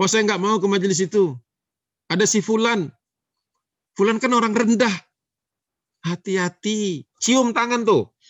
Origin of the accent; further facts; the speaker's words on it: Java, Indonesia; Dia lupa ya saya orang Jawa.